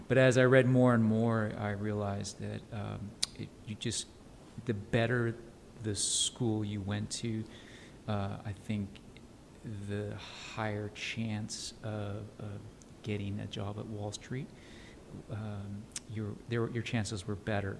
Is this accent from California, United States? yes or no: no; El Paso, Texas, United States; moved away as an adult; also born or lived in San Francisco / New York City; now in Dallas, United States; I grew up in El Paso